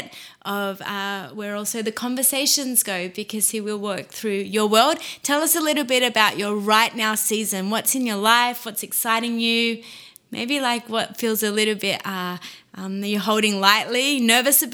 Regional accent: Australia; now in Montreal, Canada; from Australia living in Montreal

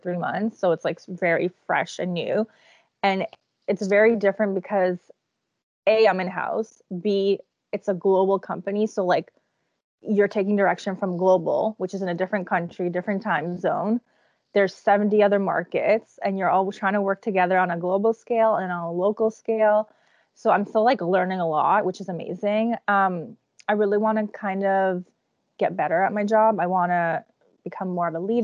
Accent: Toronto, Ontario, Canada; also born or lived in Czech Republic; I was born in the Czech Republic. All my mom's family still lives in the Czech Republic. When I was like 8 to about university age, all my summers were in the Czech Republic. Like I was never in Toronto for the summer.

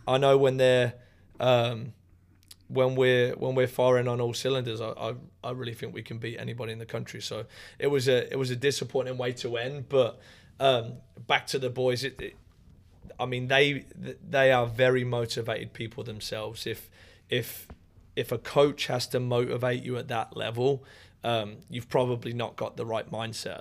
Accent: Raunds, East Midlands, United Kingdom; moved away as an adult; now in United States; I am from a little town called Rauns

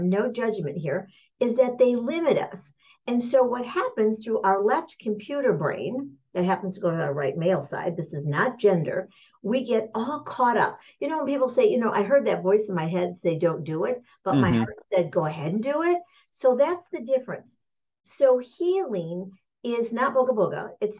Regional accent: Michigan, United States; I'm from Michigan

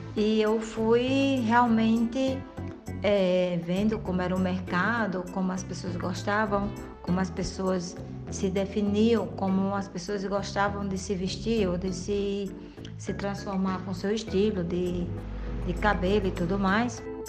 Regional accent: Mossoró, Rio Grande do Norte, Brazil; moved away as an adult; now in Madrid, Spain; sou de Mossoró e vivo hoje recentemente em Madrid, na Espanha

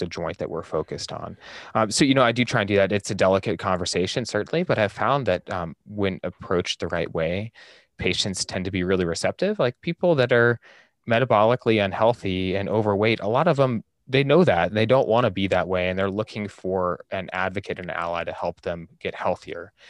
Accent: Central Oregon, United States; moved away as an adult; also born or lived in Salt Lake City, Utah; I'm from Central Oregon originally, so it was always kinda my idea to try and get back to, to Central Oregon

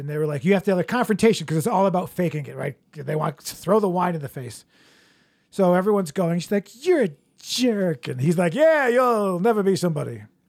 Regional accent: East Coast, United States; We're all from the East Coast.

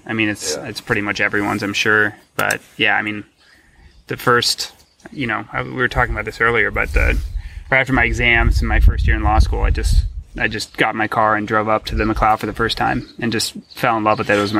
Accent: San Francisco, California, United States; also born or lived in Washington, D.C.; I grew up in California, spent most of my life in San Francisco, and most of my summers on the Truckee River.

